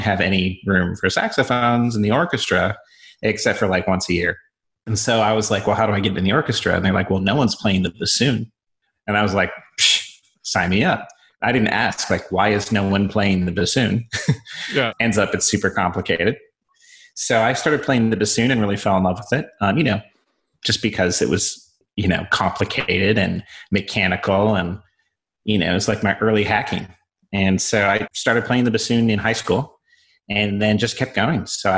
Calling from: Southern Vermont, United States; I'm calling in from Southern Vermont, which is known as the crappiest part of the internet, in case you're wondering.

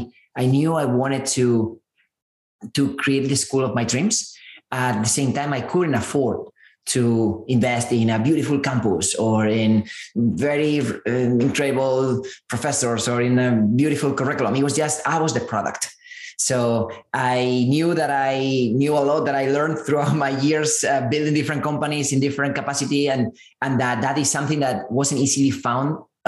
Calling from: San Francisco, California, United States; I'm zooming in from San Francisco.

